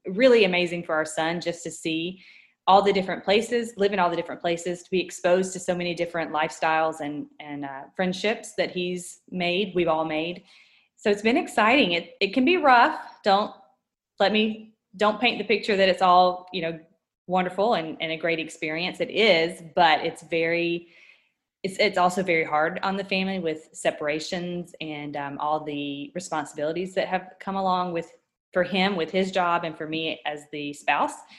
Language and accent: English; Georgia, United States; moved away as an adult; also born or lived in Washington State; We're both born and raised in Georgia, my husband and I, and had never moved or left the state outside of vacationing